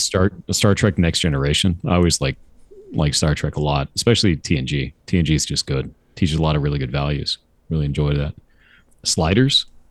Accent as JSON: {"language": "English", "region": "Southern California", "country": "United States", "tie": "born or raised there", "also_born_or_lived": "Costa Mesa / Tustin / Orange County", "said": "I grew up in Southern California"}